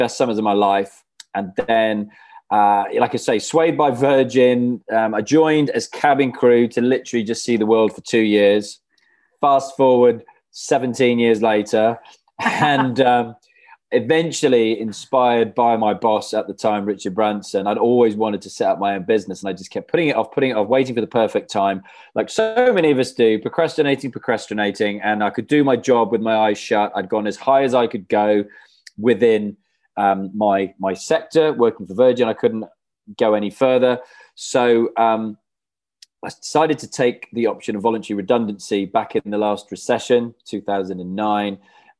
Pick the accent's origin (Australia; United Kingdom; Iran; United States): United Kingdom; Wales; moved away as an adult; I went to uni in Bath, so I moved from Wales to England.